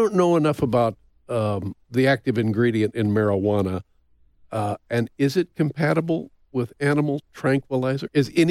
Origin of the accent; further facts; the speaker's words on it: Indiana, United States; moved away as an adult; also born or lived in California; I'm the dope from Indiana